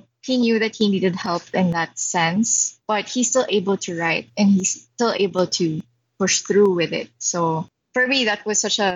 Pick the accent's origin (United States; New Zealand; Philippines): Philippines; I'm from the Philippines, so I'm Filipino Chinese